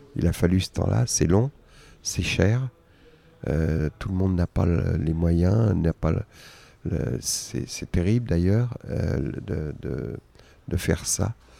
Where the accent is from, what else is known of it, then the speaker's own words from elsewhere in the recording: Argenteuil, Île-de-France, France; j'ai grandi à Argenteuil